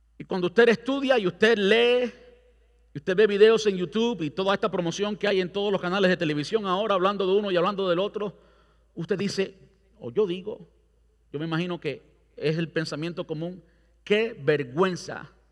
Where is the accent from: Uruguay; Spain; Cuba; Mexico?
Cuba; now in Brandon, United States; yo soy cubano